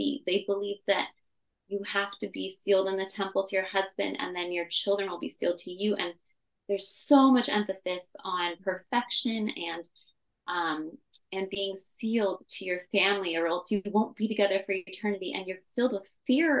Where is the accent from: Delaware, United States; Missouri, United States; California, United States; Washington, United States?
California, United States; Temecula; also born or lived in Orange County, California; I was born in Orange County, California, but I was raised in Temecula, California, which is just an hour south of it. So Southern California, born and raised